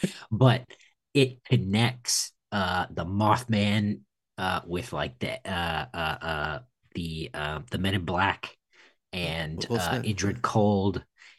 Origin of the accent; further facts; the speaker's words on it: Roswell, New Mexico, United States; I grew up near Roswell, New Mexico.